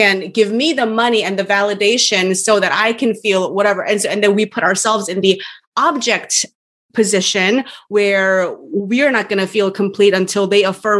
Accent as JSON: {"language": "English", "country": "South Korea", "said": "we Koreans have sort of native ways of acknowledging"}